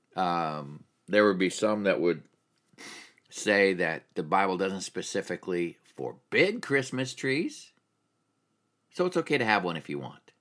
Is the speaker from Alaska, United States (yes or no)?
yes; Alaska, United States; I grew up in Alaska